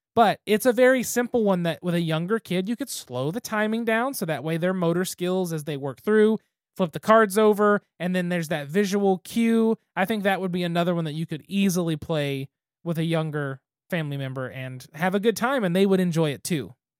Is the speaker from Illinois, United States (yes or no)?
no; Western Oklahoma, United States; us as kids growing up in Western Oklahoma